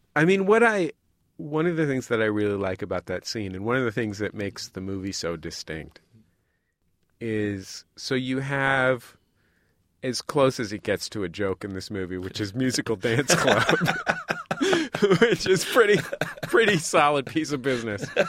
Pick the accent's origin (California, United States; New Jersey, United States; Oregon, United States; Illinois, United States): California, United States; San Francisco; I'm from San Francisco